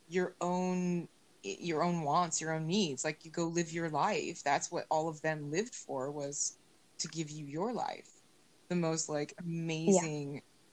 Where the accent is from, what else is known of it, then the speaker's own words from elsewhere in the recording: United States; I've loved being born American and like having my fantasies of my Irish ancestry